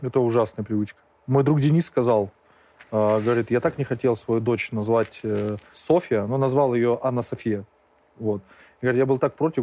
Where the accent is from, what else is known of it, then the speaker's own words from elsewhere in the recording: Georgia; Как грузины мы должны пе-, пить, мы умеем пить